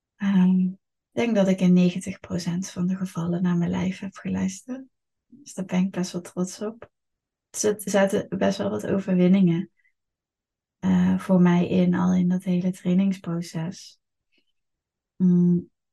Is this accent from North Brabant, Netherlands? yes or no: yes; Eindhoven, North Brabant, Netherlands; Het is natuurlijk mijn geboortestad, ik ben hier opgegroeid.